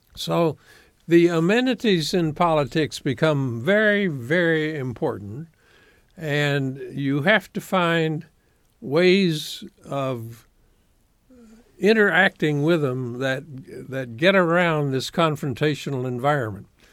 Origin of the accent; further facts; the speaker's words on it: Evansville, Indiana, United States; also born or lived in Florida / Chattanooga, Tennessee; as a very young man, seventh or eighth grader, I moved to Evansville, Indiana.